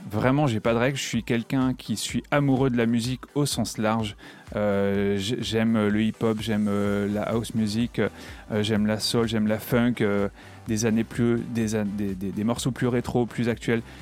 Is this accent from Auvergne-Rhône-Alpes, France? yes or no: no; Reims, Grand Est, France; je suis natif de Reims. J'adore ma région. Je suis un peu chauvin.